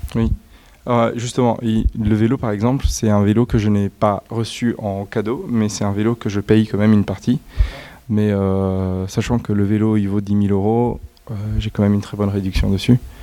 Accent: Italy; moi je suis italien

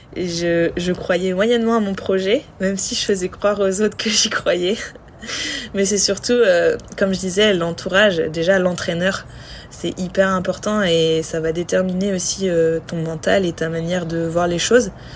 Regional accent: France; on est on est française, on était toutes les deux françaises

